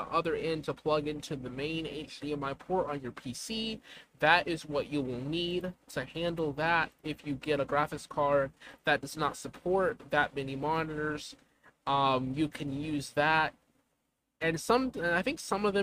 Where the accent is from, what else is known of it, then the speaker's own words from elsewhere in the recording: the South, United States; I'm a Southerner